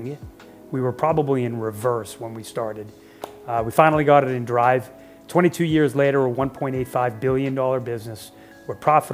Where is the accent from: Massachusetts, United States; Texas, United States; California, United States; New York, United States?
Massachusetts, United States; Boston; I was born in Boston, Massachusetts.